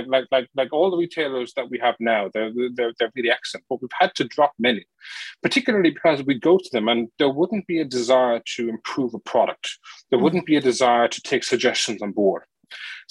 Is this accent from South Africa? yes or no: no; Ireland; I'm Irish.